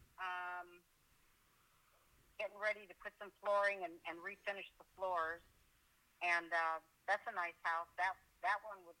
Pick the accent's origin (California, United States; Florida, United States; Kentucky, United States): California, United States; Laguna Beach; now in Oregon, United States; I'm from Laguna Beach, California. And I still own property down there.